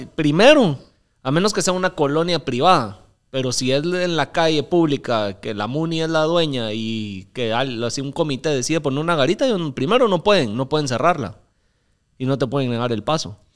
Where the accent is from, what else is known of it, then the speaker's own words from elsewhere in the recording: Mixco, Guatemala Department, Guatemala; Yo crecí en San Cristóbal.